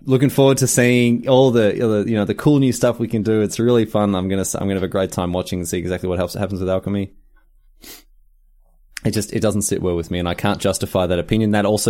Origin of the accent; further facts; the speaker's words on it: Australia; I offered $20 Australian because we're Australian.